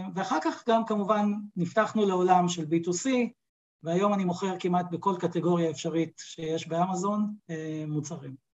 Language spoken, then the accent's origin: Hebrew; Israel; באתי מהעולם הישראלי, כישראלי, אני יודע איך זה עובד כאן בארץ